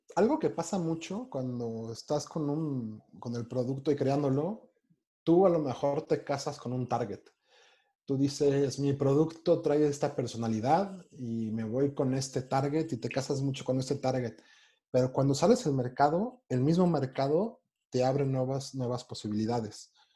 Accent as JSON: {"language": "Spanish", "country": "Mexico", "said": "siendo mexicano, siendo mexicano"}